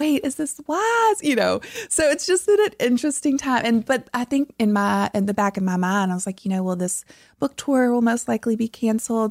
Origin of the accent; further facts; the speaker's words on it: South Louisiana, United States; moved away; I'm from deep South Louisiana